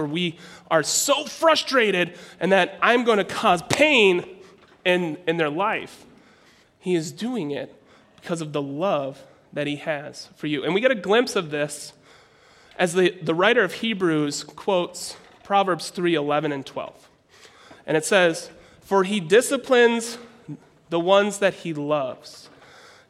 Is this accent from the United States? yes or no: yes; Minnesota, United States; I'm from Minnesota